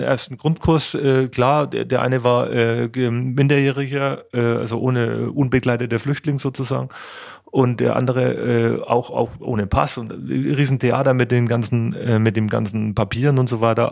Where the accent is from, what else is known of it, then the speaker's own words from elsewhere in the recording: Kulmbach, Bavaria, Germany; ich bin hier Oberfranke, ich komme aus Kulmbach, bin da geboren, habe da Handballspiel und Schlagzeugspielen gelernt